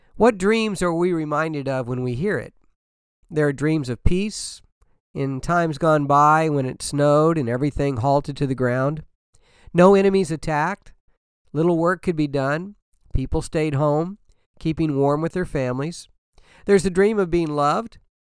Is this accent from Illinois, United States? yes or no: yes; Danville, Illinois, United States; I grew up in Illinois, Danville, Illinois